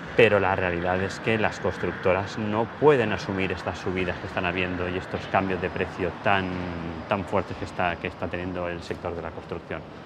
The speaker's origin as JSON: {"language": "Spanish", "town": "Ibi", "region": "Valencian Community", "country": "Spain", "said": "mi pueblo, Ibi"}